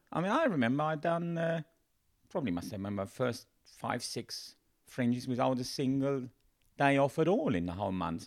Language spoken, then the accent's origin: English; Germany; English is a second language; moved away as an adult; now in United Kingdom; the company I worked for back home